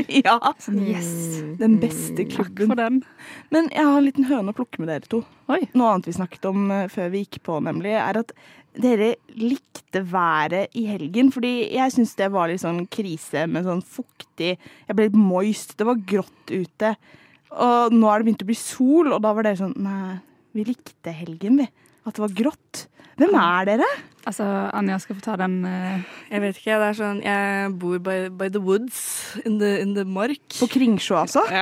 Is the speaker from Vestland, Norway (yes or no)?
yes; Bergen, Vestland, Norway; jeg er fra Bergen